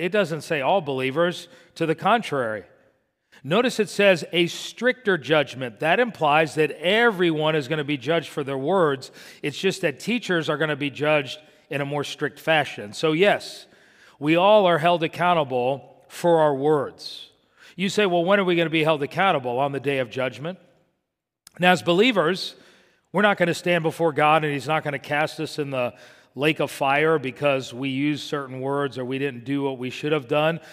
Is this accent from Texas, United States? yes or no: no; Miami, Florida, United States; when I was growing up in Miami